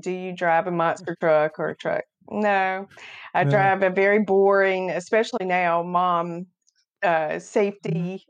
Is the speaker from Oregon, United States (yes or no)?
no; North Carolina, United States; Right. I grew up in Beaufort County on the beautiful Pamlico River, you know, so it's a huge boating, sailing community, and grew up.